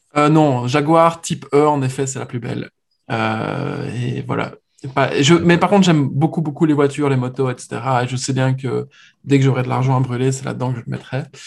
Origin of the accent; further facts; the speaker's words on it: Belgium; moved away as an adult; now in Paris, France; Nous, en tant que Belges